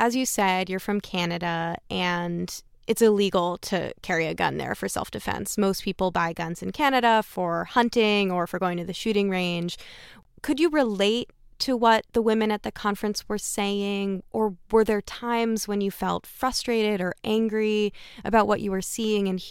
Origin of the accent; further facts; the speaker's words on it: Massachusetts, United States; now in New York, United States; I'm from Massachusetts and I live in New York